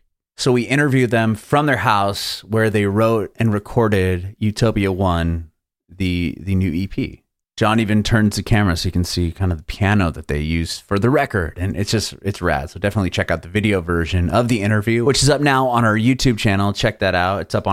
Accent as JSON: {"language": "English", "town": "San Diego", "region": "California", "country": "United States", "said": "I'm from San Diego. I know a little Tijuana area."}